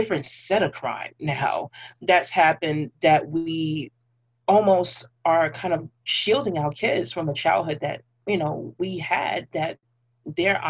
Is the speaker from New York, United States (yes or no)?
yes; New York City, New York, United States; I literally grew up in three different parts of Brooklyn